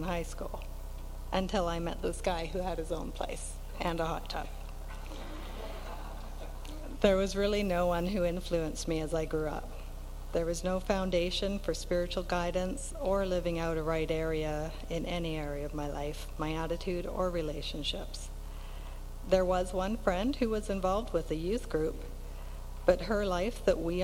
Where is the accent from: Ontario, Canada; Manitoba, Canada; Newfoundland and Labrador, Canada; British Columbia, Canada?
British Columbia, Canada; North Vancouver; moved away as an adult; also born or lived in Kootenays; now in Slocan Valley, Canada; I grew up in North Van with two older brothers